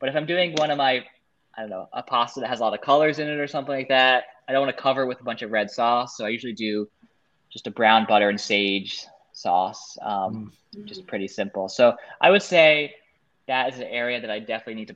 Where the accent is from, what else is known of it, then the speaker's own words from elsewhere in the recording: New York City, New York, United States; I'm definitely a New Yorker. Now I'm outside of the city, but I love living in New York City